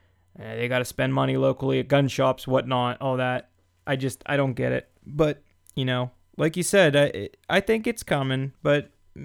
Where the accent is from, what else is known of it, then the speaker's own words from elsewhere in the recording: Pennsylvania, United States; I was raised in Pennsylvania and I lived in Pennsylvania all my life and everything, but we've been hunting Ohio since I've been, you know, was young